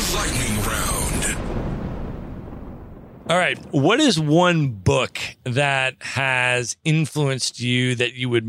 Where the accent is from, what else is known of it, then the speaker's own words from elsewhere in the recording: Los Angeles, California, United States; where are you from? It's like, I'm from LA.